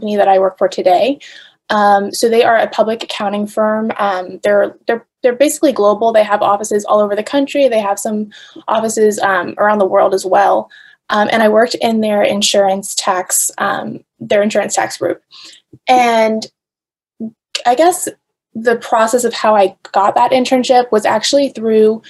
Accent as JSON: {"language": "English", "region": "New York", "country": "United States", "said": "I'm from New York originally"}